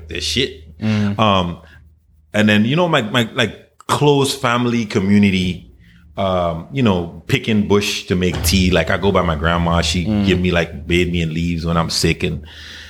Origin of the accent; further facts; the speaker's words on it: Charlotte Amalie, U.S. Virgin Islands; moved away; I grew up in the Virgin Islands.